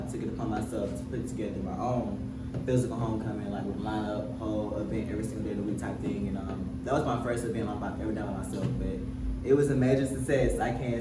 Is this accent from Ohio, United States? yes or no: no; Cochran, Georgia, United States; moved away as an adult; also born or lived in Savannah, Georgia; I went back to my hometown. I'm from Coffin, Georgia, 229. Super small town